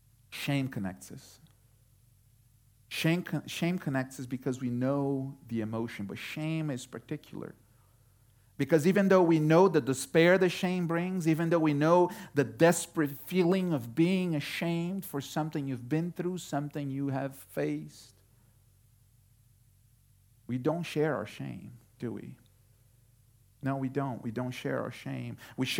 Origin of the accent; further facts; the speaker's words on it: Houston, Texas, United States; Some of you might not know, but we come from Houston, Texas. I wasn't born in Houston, but we spent enough time in Houston to watch enough Astros games to say, go Astros.